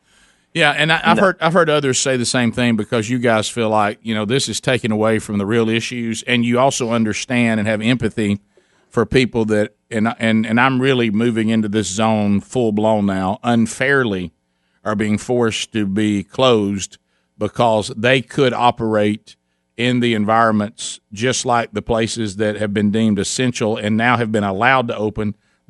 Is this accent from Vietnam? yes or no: yes; Vietnam; We're from Vietnam. We're not even from China.